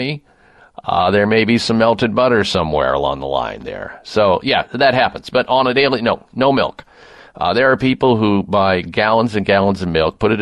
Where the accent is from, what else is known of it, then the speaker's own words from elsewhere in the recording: Midwest, United States; I grew up in the Midwest